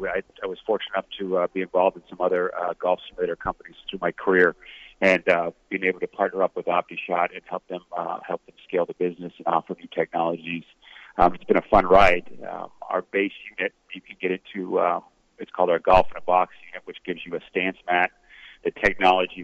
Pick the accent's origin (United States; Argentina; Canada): Canada; I'm a Canadian kid